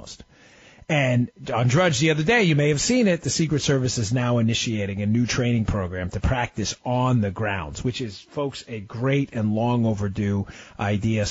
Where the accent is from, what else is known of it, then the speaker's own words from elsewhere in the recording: New York, United States; moved away as an adult; also born or lived in Maryland; now in Florida, United States; I grew up in New York, lived in Maryland for over a decade. Now I'm down in the great state